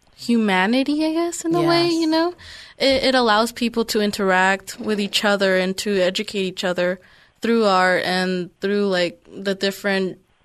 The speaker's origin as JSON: {"language": "English", "town": "San Francisco", "region": "California", "country": "United States", "tie": "born or raised there", "said": "Well, I grew up in San Francisco, which is also a very thriving city"}